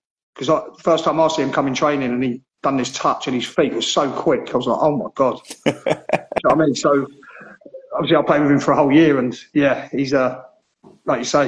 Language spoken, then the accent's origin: English; Gillingham, South East England, United Kingdom; the Gillingham one, because it's my hometown